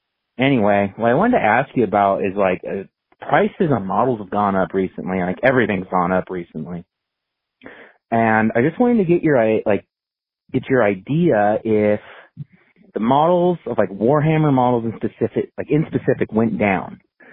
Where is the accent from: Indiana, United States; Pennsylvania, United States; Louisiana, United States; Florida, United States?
Pennsylvania, United States; Philadelphia; accent: Philly; I know that's what I was thinking about along with my Philly accent.